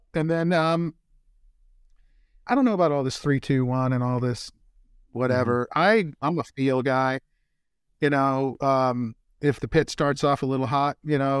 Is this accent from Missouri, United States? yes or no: yes; Kansas City, Missouri, United States; born there; I grew up, I said I was born in Kansas City, but their barbecue is too sweet for me.